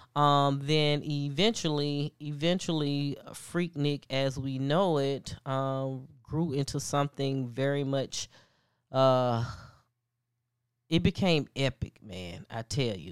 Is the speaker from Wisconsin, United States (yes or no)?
no; Atlanta, Georgia, United States; also born or lived in Alabama; I am from Atlanta, um, however, I did attend college in Alabama.